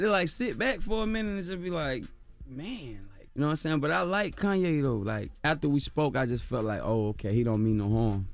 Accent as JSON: {"language": "English", "town": "Compton", "region": "California", "country": "United States", "said": "I'm from Bompton. I'm from California, Bompton"}